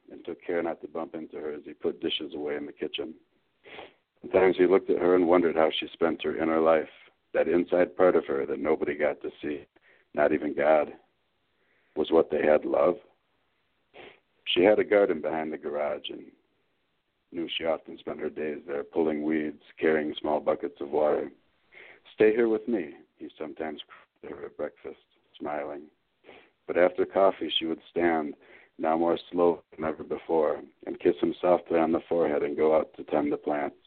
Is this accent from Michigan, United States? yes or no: yes; southeast Michigan, United States; also born or lived in Ann Arbor, Michigan; I grew up in Michigan, southeast Michigan. I was born in Ann Arbor. When I was about five, we moved to a more rural area south of there